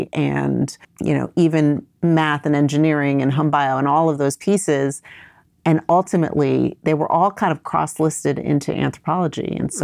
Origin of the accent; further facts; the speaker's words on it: New York City, New York, United States; also born or lived in Vietnam; So I'm originally from Vietnam, but I grew up and was raised in New York, first New York City, and then upstate New York for, starting when I was about a year and a half old.